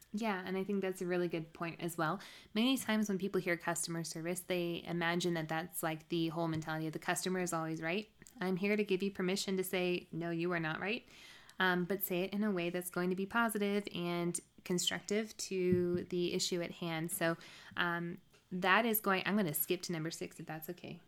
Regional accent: the South, United States; I'm from the South

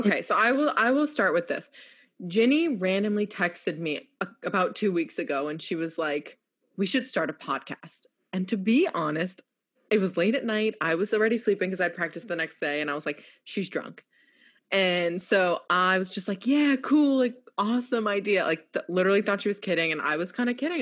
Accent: New York, United States; moved away as an adult; also born or lived in Houston; now in North Carolina, United States; I'm this feisty New Yorker.

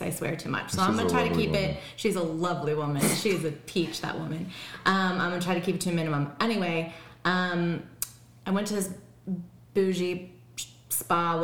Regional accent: Chicago, Illinois, United States; I'm from Chicago

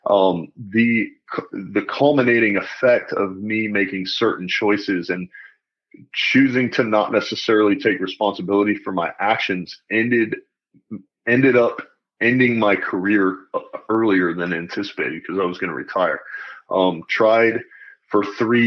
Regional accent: North Carolina, United States; moved away as an adult; also born or lived in Pennsylvania / Germany; grew up in North Carolina, raised in a pretty typical family

